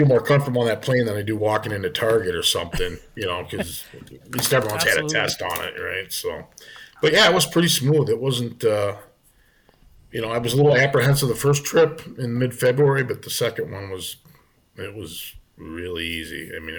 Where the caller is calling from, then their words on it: Monticello, Minnesota, United States; I'm in Monticello, so I'm in Monticello, Minnesota, which is about an hour northeast of the Twin Cities.